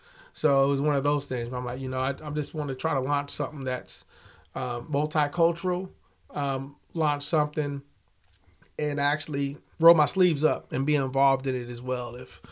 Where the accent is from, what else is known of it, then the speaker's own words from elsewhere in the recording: Kansas City, United States; now in Topeka, United States; I mean, I'm from Kansas City originally, and when we moved here, I wasn't happy about it.